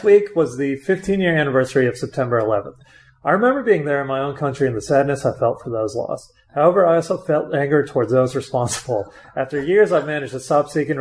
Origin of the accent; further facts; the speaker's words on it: Kansas, United States; moved away; I grew up in Kansas.